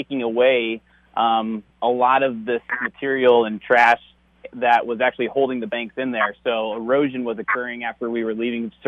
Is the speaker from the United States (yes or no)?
yes; Geneseo, Illinois, United States; I grew up here in the Quad Cities, Geneseo